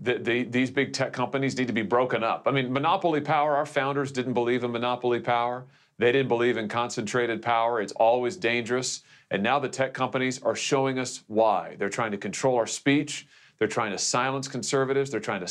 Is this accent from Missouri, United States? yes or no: yes; Missouri, United States; I just think of the many folks in my home state, Mike, in Missouri